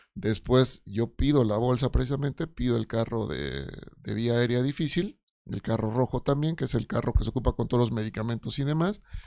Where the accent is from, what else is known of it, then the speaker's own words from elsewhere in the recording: Oaxaca, Mexico; yo soy de Oaxaca